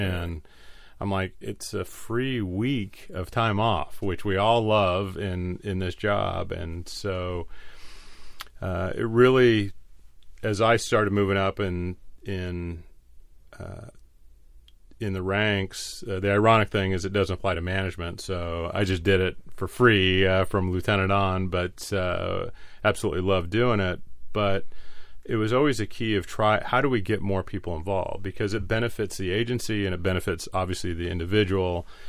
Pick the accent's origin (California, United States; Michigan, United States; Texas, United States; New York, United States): California, United States; La Mesa; I was born and raised in La Mesa